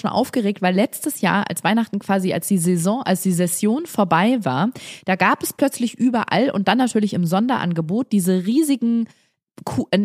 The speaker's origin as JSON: {"language": "German", "region": "Bavaria", "country": "Germany", "said": "wir sprechen so lustig, so lebensbejahend, wir sind so äh, frohe Natur, das ist so schön hier bei uns in Bayern"}